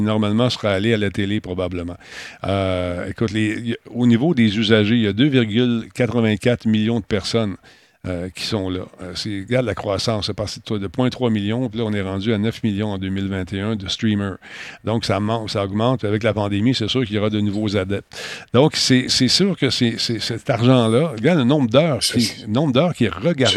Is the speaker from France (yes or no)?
no; Canada; je suis un Canadien